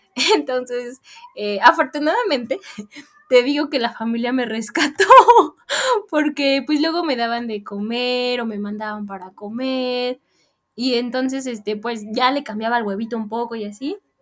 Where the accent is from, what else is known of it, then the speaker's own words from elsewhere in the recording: Mexico; me fui de México dejando una familia y encontré otra allá